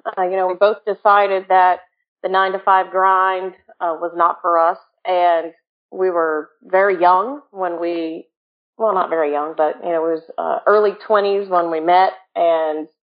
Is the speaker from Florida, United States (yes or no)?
yes; Jacksonville, Florida, United States; I'm from Jacksonville, Florida, which I like to call Freakville because there's a lot of freaky people in Jacksonville.